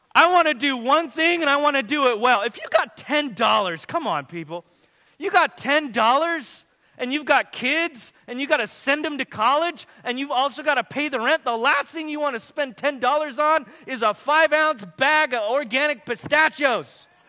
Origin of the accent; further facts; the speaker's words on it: Watsonville, California, United States; my hometown where I lived and grew up